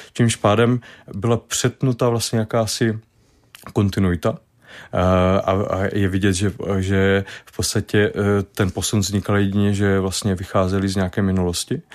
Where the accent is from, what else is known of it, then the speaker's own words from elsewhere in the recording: Brno, South Moravian Region, Czechia; od malička, když jsem z Brna